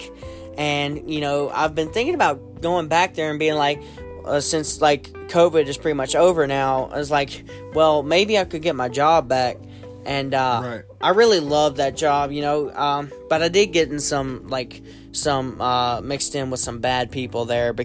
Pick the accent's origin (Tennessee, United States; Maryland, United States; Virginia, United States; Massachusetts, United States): Virginia, United States; Clifton Forge; growing up in such a small town, like, I think I've met, like, two people who's actually heard of Clifton Forge